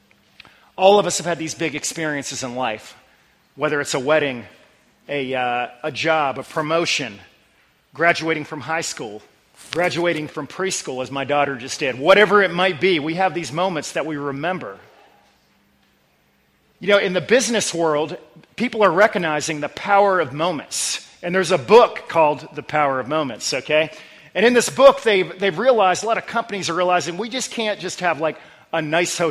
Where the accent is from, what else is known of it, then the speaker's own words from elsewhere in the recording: Northern Virginia, United States; moved away; I grew up in the Northern Virginia area